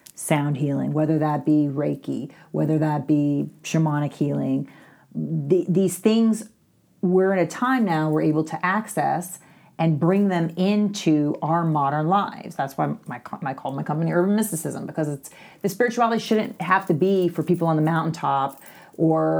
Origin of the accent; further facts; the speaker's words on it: Louisville, Kentucky, United States; moved away; I'm from Kentucky originally